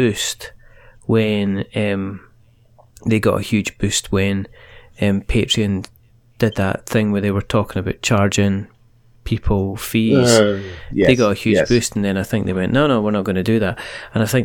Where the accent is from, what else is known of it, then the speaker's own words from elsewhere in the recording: Fife, Scotland, United Kingdom; I am from Fife